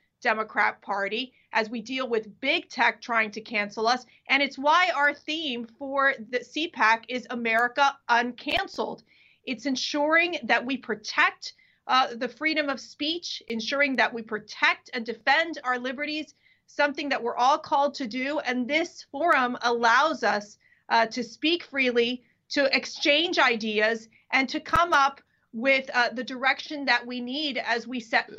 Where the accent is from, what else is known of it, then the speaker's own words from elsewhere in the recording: Florida, United States; just real quick, like, it's my home state.